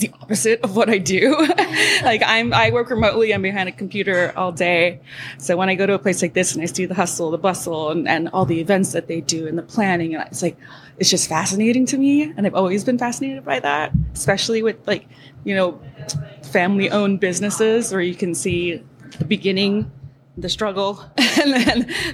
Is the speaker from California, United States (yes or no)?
no; Hawaii, United States; moved away; I was born and raised in Hawaii